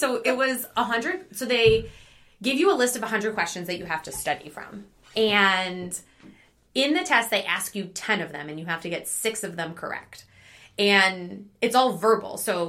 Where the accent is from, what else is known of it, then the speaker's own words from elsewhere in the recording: Hamilton, Ontario, Canada; now in United States; Yes, I am originally from Canada. Mm-hmm. I grew up in Hamilton, Ontario, so that is about 2.5 hours mm-hmm. from Rochester. I went to high school there. I went to college there